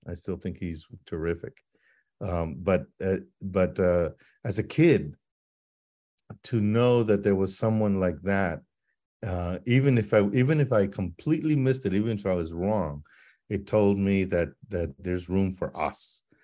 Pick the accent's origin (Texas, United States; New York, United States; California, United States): Texas, United States; El Paso; growing up in El Paso